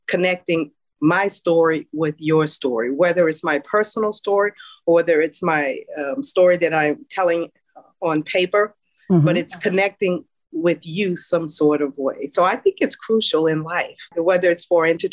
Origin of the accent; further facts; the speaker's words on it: New Orleans, Louisiana, United States; I grew up in New Orleans in an area called Pochetrain Park, and mother and daddy raised four of us.